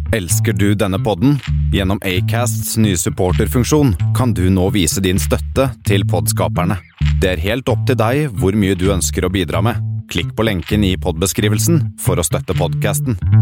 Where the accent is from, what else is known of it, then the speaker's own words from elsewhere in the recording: Larvik, Vestfold, Norway; Barndomskompiser fra Larvik, der jeg vokste opp